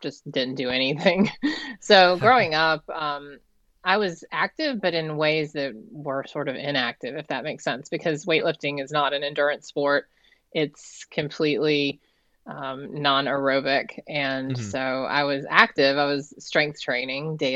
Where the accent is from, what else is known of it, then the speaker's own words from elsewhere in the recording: Savannah, Georgia, United States; moved away as an adult; also born or lived in Atlanta, Georgia; now in Massachusetts, United States; I grew up in Savannah, Georgia, and spent my life outside of Atlanta